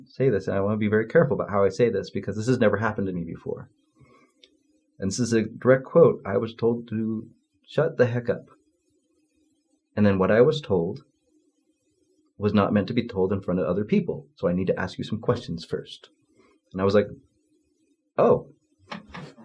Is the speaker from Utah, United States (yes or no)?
yes; Utah, United States; I grew up in Utah